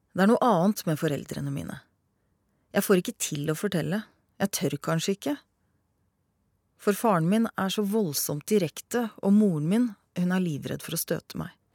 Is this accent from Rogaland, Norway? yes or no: no; Hvaler, Østfold, Norway